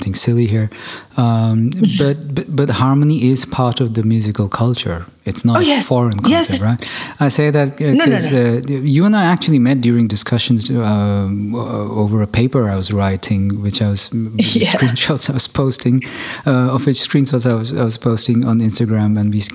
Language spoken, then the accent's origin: English; Germany; I'm actually German, so technically I'm of Indian ancestry.